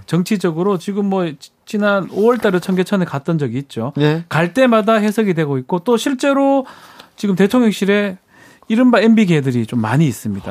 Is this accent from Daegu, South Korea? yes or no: yes; Daegu, South Korea; 제가 대구 사람이라서